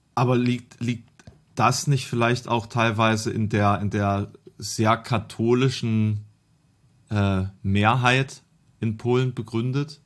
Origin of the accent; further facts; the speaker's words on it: eastern Germany, Germany; bei uns im Osten